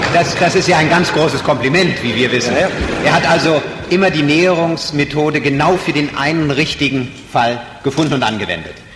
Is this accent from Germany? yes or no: yes; Berlin, Germany; Wir stammen beide aus Berlin